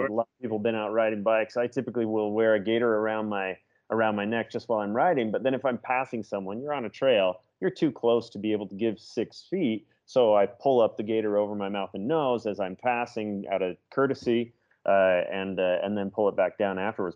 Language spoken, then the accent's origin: English; Seattle, Washington, United States; now in Utah, United States; I born and raised in Seattle, now live here in Utah.